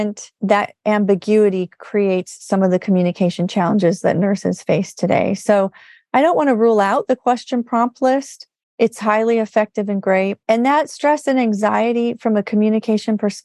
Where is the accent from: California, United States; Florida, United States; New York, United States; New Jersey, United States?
California, United States; I'm from California